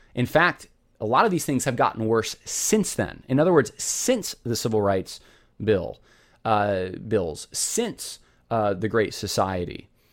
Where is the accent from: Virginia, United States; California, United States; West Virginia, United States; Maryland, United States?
California, United States; I was born in California